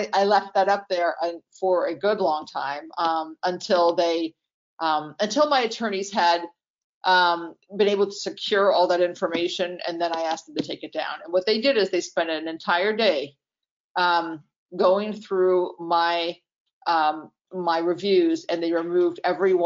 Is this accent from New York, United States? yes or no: yes; New York, United States; moved away; I'm from New York